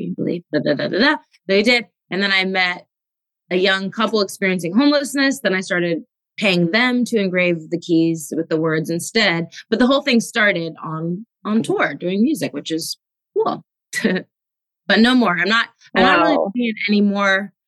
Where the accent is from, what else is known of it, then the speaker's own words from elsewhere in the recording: Los Angeles, California, United States; growing up in Los Angeles